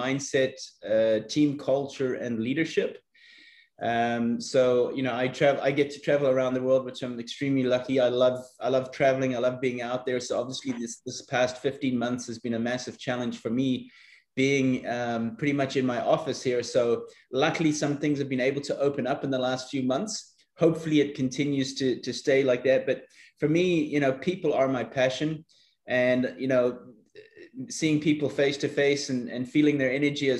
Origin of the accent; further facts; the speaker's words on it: South Africa; my early days growing up in South Africa